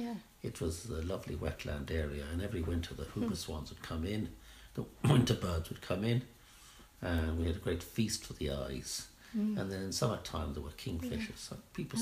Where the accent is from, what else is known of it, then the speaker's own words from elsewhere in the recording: Ireland; also born or lived in England / London / Sheffield; I was born in England, and my parents came over to farm in Ireland and lived at various locations before settling down by the banks of the Boyne, where they did some small-scale farming and ran a hotel.